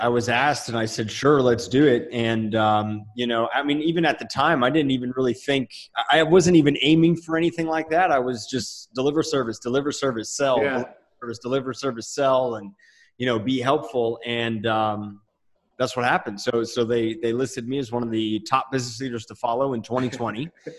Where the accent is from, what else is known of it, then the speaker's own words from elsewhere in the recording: Lakewood, New Jersey, United States; moved away as an adult; now in New Mexico, United States; Lakewood, New Jersey.